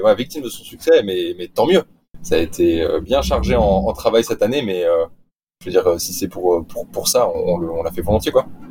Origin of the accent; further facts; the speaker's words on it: Nice, Provence-Alpes-Côte d'Azur, France; moved away; je suis, je suis niçois. Donc, en soi, je viens. j'ai grandi au bord de la mer